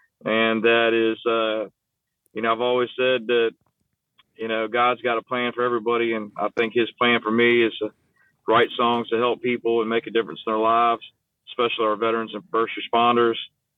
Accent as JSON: {"language": "English", "region": "Southeast Virginia", "country": "United States", "tie": "born or raised there", "said": "I was born in Southeast Virginia."}